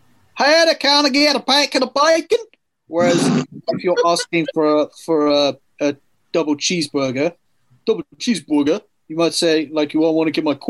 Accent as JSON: {"language": "English", "country": "United Kingdom", "said": "I'm British"}